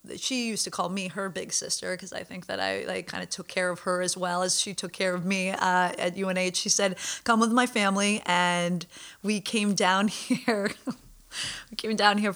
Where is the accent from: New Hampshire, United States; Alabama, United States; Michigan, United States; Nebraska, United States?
New Hampshire, United States; Hanover; I grew up in Hanover, New Hampshire